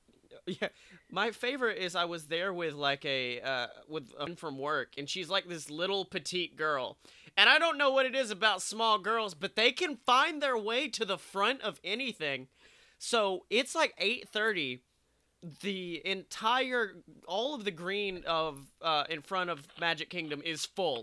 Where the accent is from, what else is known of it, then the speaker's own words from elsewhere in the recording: Alabama, United States; moved away; I was still a young buck from Alabama.